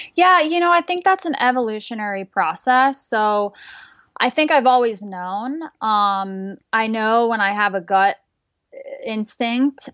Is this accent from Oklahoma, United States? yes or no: no; Manchester, New Hampshire, United States; moved away; I was born and raised in Manchester, New Hampshire, which is just a small town about 45 minutes from Boston